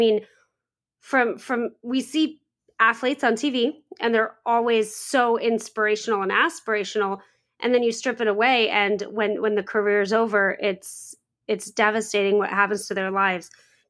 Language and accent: English; Iowa, United States; I'm an Iowa girl.